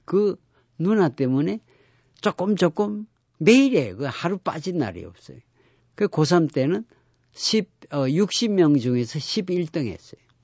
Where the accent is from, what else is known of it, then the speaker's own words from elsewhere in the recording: Geoje, South Gyeongsang, South Korea; 우리 고향이 거제도 장승포이기 때문에